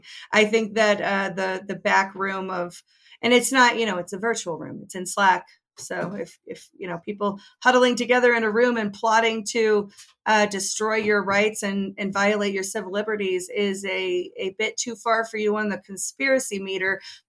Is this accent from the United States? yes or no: no; China; English is a second language; Think about this. I'm from China. This is really disturbing.